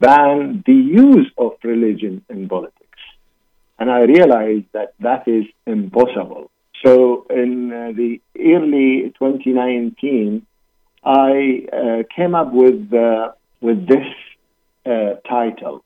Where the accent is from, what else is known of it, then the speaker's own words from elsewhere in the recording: Iraq; moved away; I'm originally from Iraq